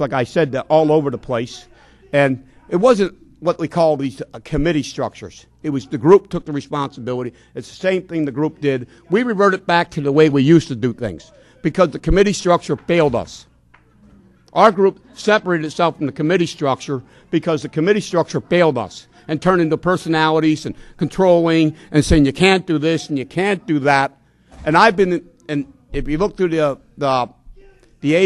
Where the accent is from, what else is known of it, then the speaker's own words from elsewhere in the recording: Palmerton, Pennsylvania, United States; I come from Whitetown, USA, Palmerton, Pennsylvania, where it's set up by the old European discrimination